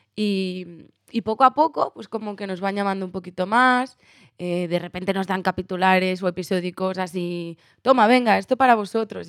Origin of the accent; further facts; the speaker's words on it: Barcelona, Catalonia, Spain; moved away; yo soy de Barcelona